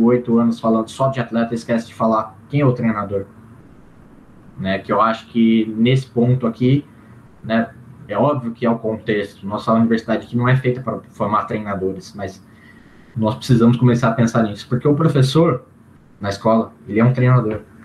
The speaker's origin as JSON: {"language": "Portuguese", "town": "Campinas", "region": "São Paulo", "country": "Brazil", "said": "sou de Campinas"}